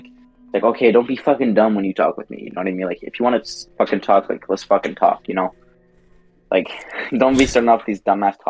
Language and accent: English; Alberta, Canada; Like the place I live, it's like a country town, right? It's like if you look it up, it's like in the middle of Alberta, Canada. Right, and it's like where I live, right?